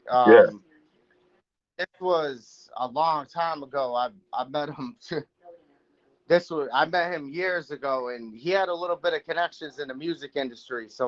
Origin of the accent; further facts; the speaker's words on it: Manchester, New Hampshire, United States; also born or lived in Massachusetts; Um originally I'm from um, Manchester, New Hampshire. That's where I was born. Then I moved to Massachusetts. So I've lived in Massachusetts area for a good part of my life.